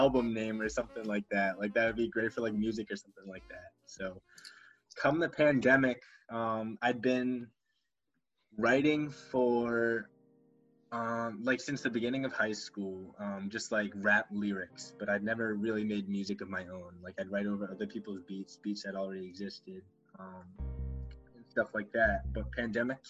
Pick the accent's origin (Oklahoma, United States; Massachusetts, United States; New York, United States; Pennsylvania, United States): Massachusetts, United States; Gloucester; I am from Gloucester, Massachusetts, about 45 minutes north of Boston